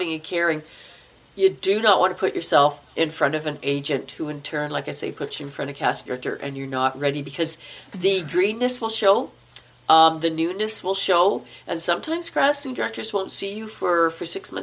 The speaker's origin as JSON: {"language": "English", "region": "Manitoba", "country": "Canada", "accent": "Canuck", "moved": "yes", "said": "I'm from Manitoba, and we speak very Minnesotan."}